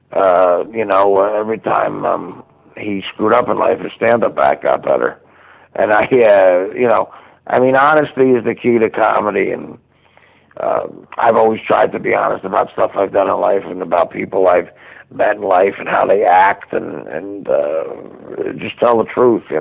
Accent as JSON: {"language": "English", "town": "Union", "region": "New Jersey", "country": "United States", "tie": "born or raised there", "also_born_or_lived": "Livingston", "said": "I, I was actually born in Livingston. I grew up in Union, New Jersey. That's just a matter of pride."}